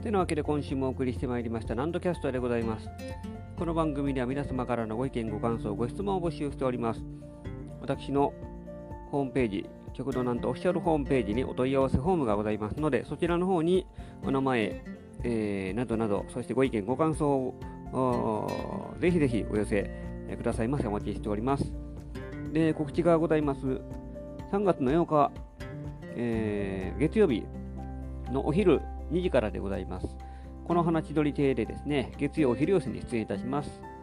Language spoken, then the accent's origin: Japanese; Nara, Japan; 私は奈良市の出身なので